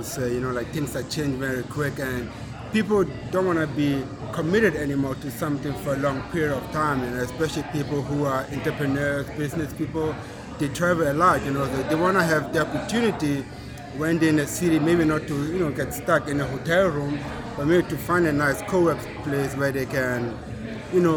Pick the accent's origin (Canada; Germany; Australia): Germany; moved away as an adult; also born or lived in Rocky Mount, North Carolina; now in Rock Hill, United States; I grew up in Germany for 18 years, and I moved to America.